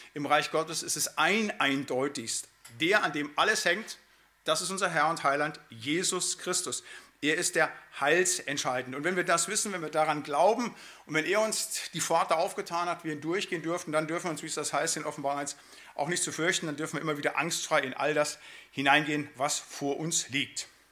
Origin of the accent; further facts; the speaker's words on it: Siegerland, North Rhine-Westphalia, Germany; now in Bremen, Germany; also ich komme ja aus dem Siegerland